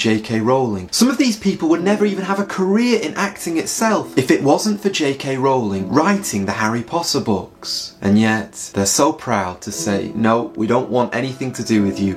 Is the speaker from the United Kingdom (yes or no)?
yes; England, United Kingdom; being English like myself